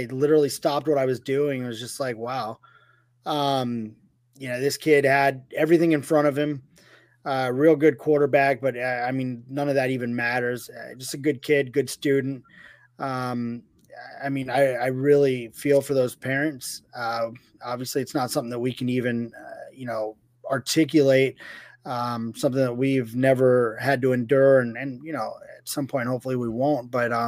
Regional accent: Philadelphia, Pennsylvania, United States; Living in the city, growing up in Philadelphia, in that area.

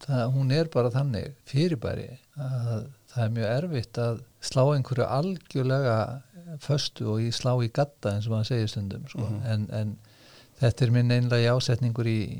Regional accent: Dalvík, Northeastern Region, Iceland; moved away; ég kem frá Dalvík sem er sko jarðskjáltasvæði

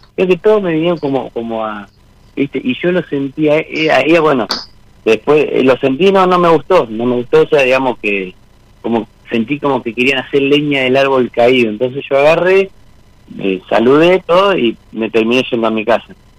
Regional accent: Monte Grande, Buenos Aires Province, Argentina; Soy de Monte Grande, zona

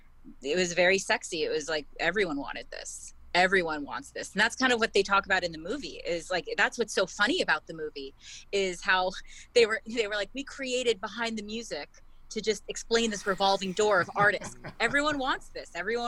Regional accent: Berkeley, California, United States; I grew up in Berkeley.

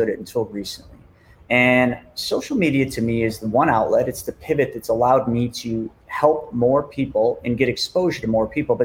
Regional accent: Buffalo, New York, United States; I'm from Buffalo, New York.

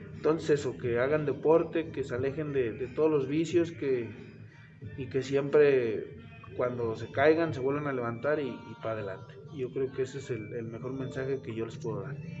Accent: Tlaxcala, Mexico; yo soy originario de Tlaxcala

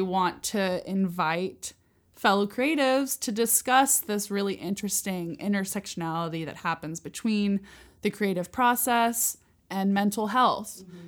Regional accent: San Luis Obispo, California, United States; I was born in San Luis Obispo, California

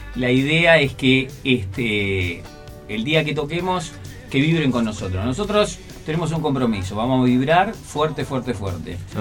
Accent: Adrogué, Buenos Aires Province, Argentina; moved away as an adult; also born or lived in Turdera; now in Boulogne, Argentina; Soy de Adrogué

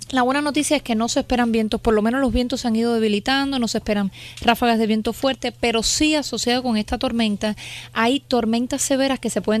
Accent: Cuba; now in Houston, United States; No, no, no, no, cubana, 100% cubana.

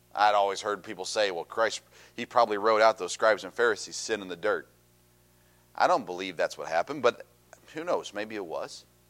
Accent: Tennessee, United States; I grew up in Tennessee.

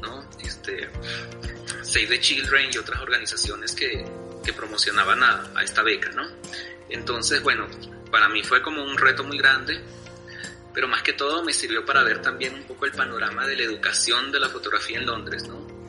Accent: Venezuela; moved away as an adult; also born or lived in Bolivia; now in La Paz, Bolivia; yo tuve la niñez y la adolescencia viviendo en otro país, ¿no? Yo me crié en Venezuela y, este, volví aquí a Bolivia a los 18

